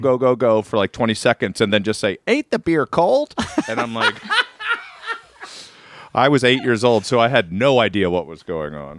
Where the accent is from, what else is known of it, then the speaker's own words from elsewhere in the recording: Reisterstown, Maryland, United States; moved away; also born or lived in Atlanta; I'm from Maryland